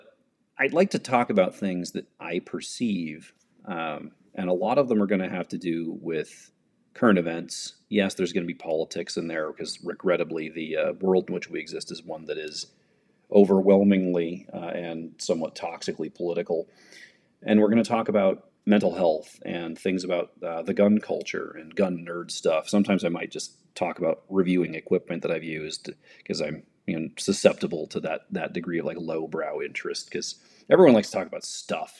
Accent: United States; as an American in the 21st century

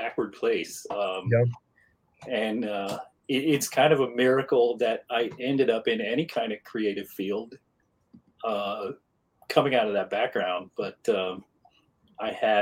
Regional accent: near Portsmouth, Southern Ohio, United States; also born or lived in Columbus, Ohio; Grew up in a little town outside of Portsmouth, Ohio, which is right down on the Ohio River.

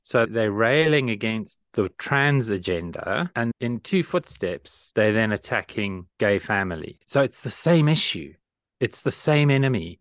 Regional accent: South Africa; Lee and I share a common experience, which is growing up in South Africa during the 1980s

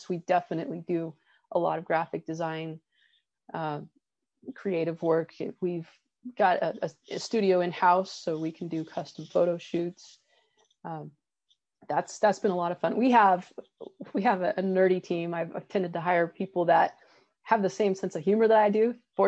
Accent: Colorado, United States; and I grew up in Colorado actually, which is something we have in common. And I love the mountains. Here in California, I love the Sierras.

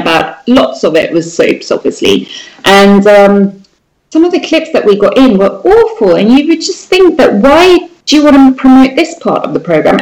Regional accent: Sweden; born or raised there; moved away as an adult

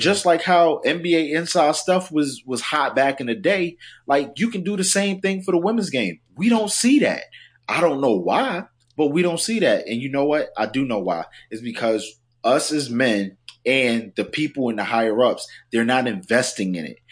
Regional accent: South Carolina, United States; also born or lived in New York; I'm a New Yorker at heart, but, you know, raised in South Carolina

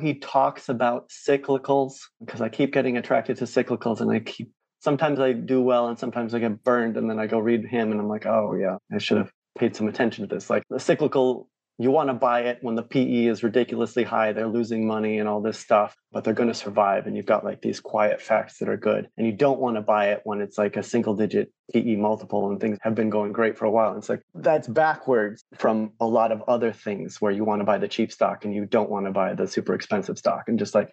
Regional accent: Rochester, New York, United States; I grew up near Rochester, New York

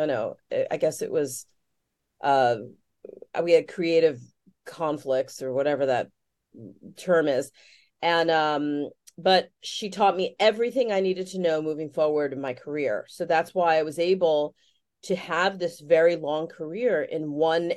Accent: New York City, New York, United States; I grew up in Greenwich Village

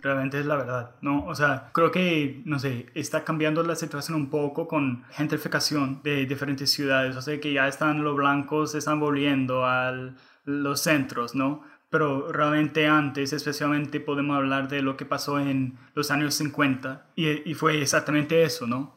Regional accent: United States

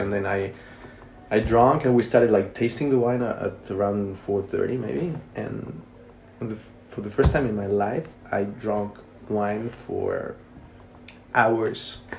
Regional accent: Mexico City, Mexico; English is a second language; moved away as an adult; now in France; I'm from Mexico City.

